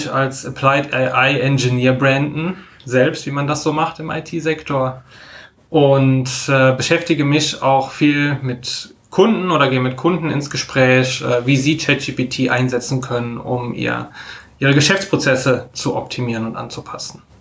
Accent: Koblenz, Rhineland-Palatinate, Germany; born there; now in Düsseldorf, Germany; kurz zu mir vielleicht, gebürtig Koblenz am Rhein, studiert in Karlsruhe, äh, bin seit fünf Jahren wohnhaft in Düsseldorf

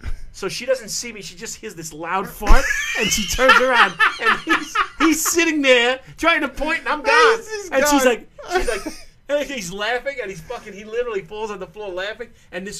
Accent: New York, United States; accent: New York; we're just both from New York.

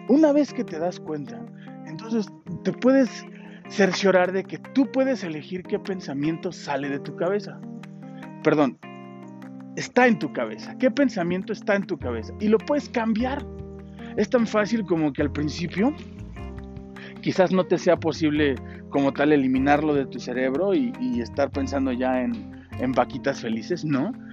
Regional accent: Mexico City, Mexico; moved away as an adult; tuve que salir de la Ciudad de México, irme a otro estado de la República, un estado donde ya no tenía esa zona de confort, ya no tenía un hogar a donde regresar y resguardarme bajo las alas de mi padre o de mi madre

